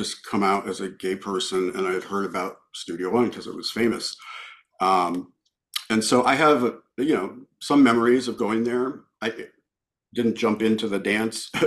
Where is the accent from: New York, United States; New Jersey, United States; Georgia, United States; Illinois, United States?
Illinois, United States; Peoria; moved away; growing up in Illinois and Peoria, very conservative place